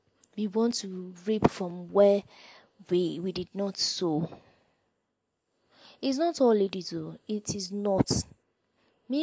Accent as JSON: {"language": "English", "country": "Nigeria", "said": "I'm from Nigeria"}